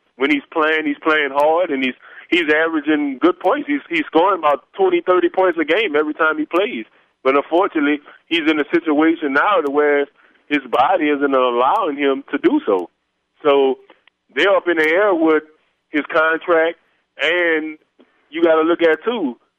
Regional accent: New Orleans, Louisiana, United States; now in Houston, United States; I appreciate you having me on the show. I'm originally from New Orleans. I reside right now in Houston, Texas.

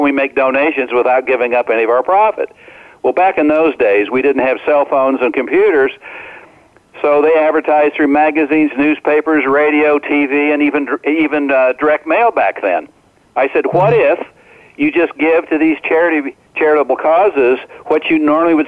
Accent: Omaha, Nebraska, United States; when I grew up in Omaha, Nebraska, as a senior in high school, I was only 17

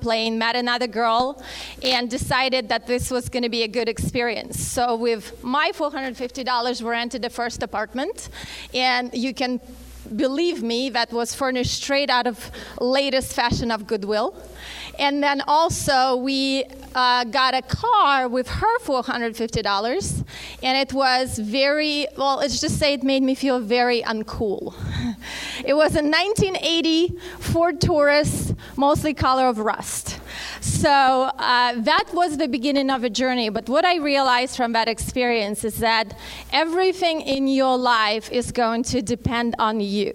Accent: Russia; English is a second language; moved away as an adult; now in Phoenix, United States; I actually was born and raised in Russia, moved here right before I turned 21

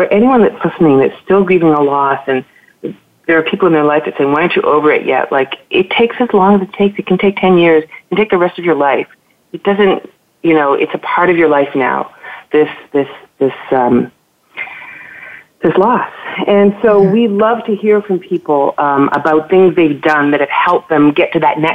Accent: Toronto, Ontario, Canada; I'm from Toronto

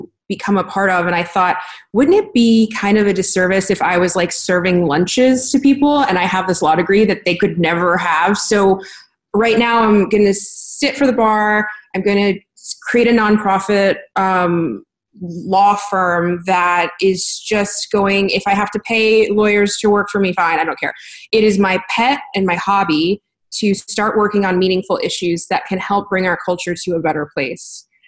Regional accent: United States; I was born in America

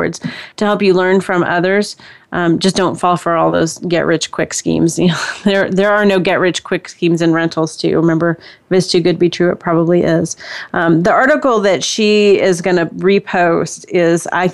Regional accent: California, United States; moved away; also born or lived in Texas / Indiana; I'm originally from California

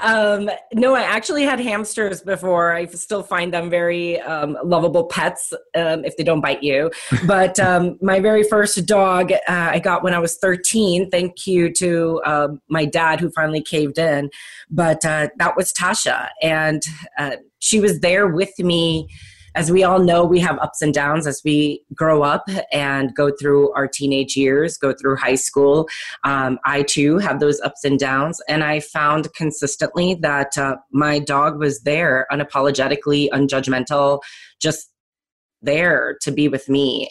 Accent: Chicago, Illinois, United States; also born or lived in California; I'm actually a Chicagoland native, uh, born and raised, and went to Barrington High School

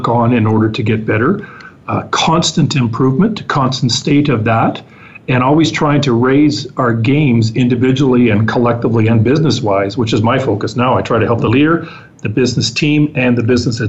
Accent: Vancouver Island, British Columbia, Canada; I was from Vancouver Island like they were

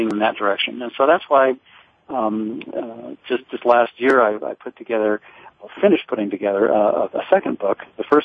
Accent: Livermore, California, United States; I grew up in Livermore, California.

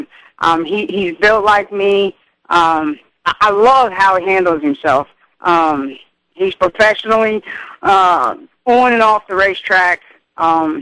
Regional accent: Cincinnati, Ohio, United States; moved away; getting back into my hometown and riding where I first got started

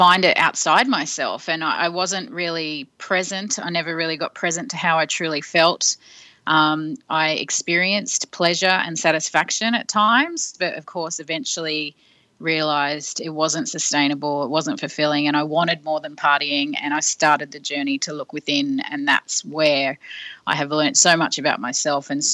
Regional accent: Sydney, New South Wales, Australia; moved away as an adult; also born or lived in London; I grew up in Sydney but moved to London and worked in a record company

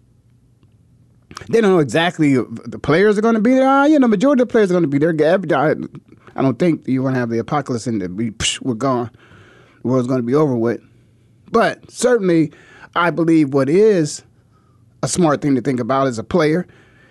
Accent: Canton, Ohio, United States; growing up in the Midwest like I did, 20 minutes down the road from LeBron in Canton

